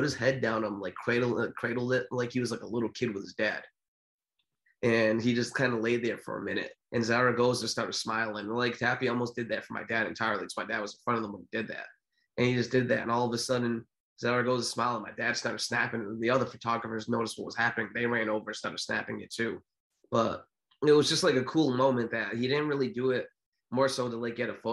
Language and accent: English; New Bedford, Massachusetts, United States; I'm from New Bedford, Mass